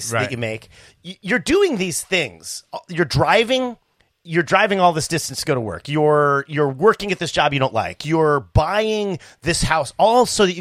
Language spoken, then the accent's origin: English; Midwest, United States; also born or lived in Monterey, California / California; now in Wilmington Island, United States; I grew up in the Midwest